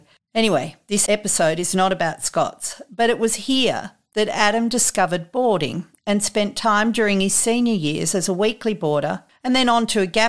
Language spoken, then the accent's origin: English; Sydney, New South Wales, Australia; moved away as an adult; now in western slopes of New South Wales, Australia; I was born and raised and educated in Sydney, and honestly, I never imagined marrying a farmer on the western slope of New South Wales, let alone raising country kids.